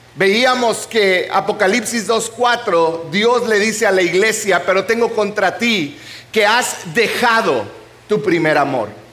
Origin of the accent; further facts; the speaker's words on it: Chihuahua, Mexico; moved away; Yo vengo de Chihuahua, donde en Chihuahua, Chihuahua, Chihuahua, donde hay chile chilaca de 880